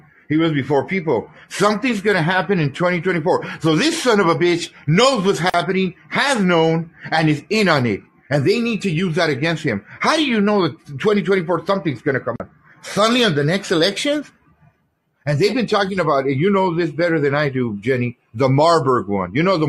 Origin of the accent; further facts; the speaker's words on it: United States; Hispanic, you know, I have that advantage that I know Spanish, so I'm in that area as well. As much as I'm an American, love my country, our country